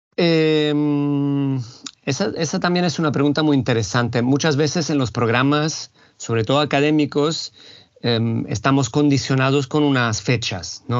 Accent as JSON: {"language": "Spanish", "town": "Rome", "region": "Lazio", "country": "Italy", "tie": "born or raised there", "second_language": "Spanish", "moved": "as an adult", "said": "yo nací y me crié en Italia, concretamente en Roma"}